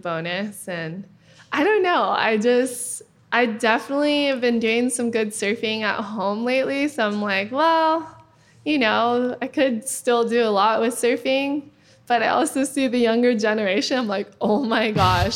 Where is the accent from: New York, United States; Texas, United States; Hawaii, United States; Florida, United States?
Hawaii, United States; Kauai; I grew up with her on Kauai